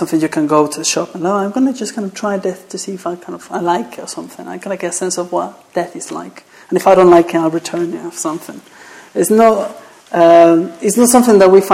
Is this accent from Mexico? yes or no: yes; Mexico; English is a second language; moved away; I'm from Mexico, so that... my accent